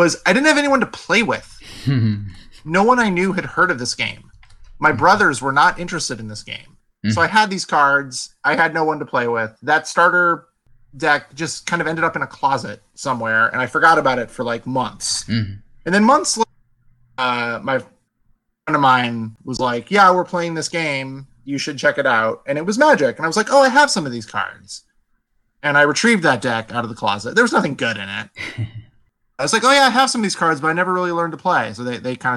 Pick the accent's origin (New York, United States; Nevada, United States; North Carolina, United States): Nevada, United States; Las Vegas; moved away as an adult; now in Seattle, United States; I've lived in Las Vegas since I was four. I really had never known any other city